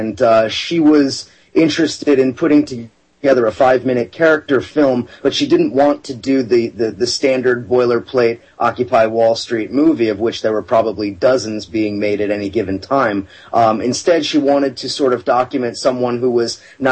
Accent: California, United States; now in New York City, United States; I live in New York City. I'm originally from California

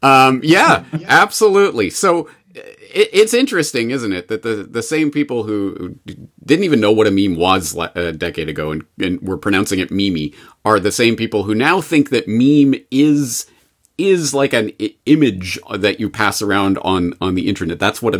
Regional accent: Canada; Well, unfortunately, as a Canadian, I get to see this passing through the news wires.

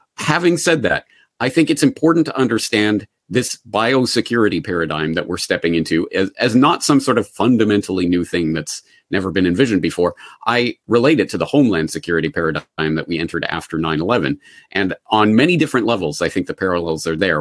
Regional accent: Calgary, Alberta, Canada; moved away as an adult; also born or lived in Ireland; now in Japan; I am a Calgarian born and raised

